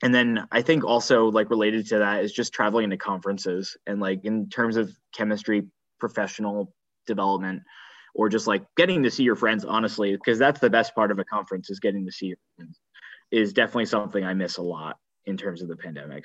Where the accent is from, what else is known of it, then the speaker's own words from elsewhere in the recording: New Jersey, United States; moved away as an adult; also born or lived in California; now in Princeton, United States; I'm from New Jersey originally, so I'm happy to be back